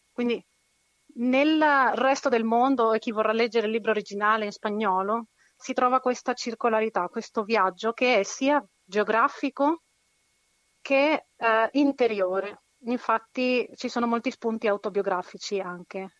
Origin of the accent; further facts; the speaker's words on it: Chile; essendo cilena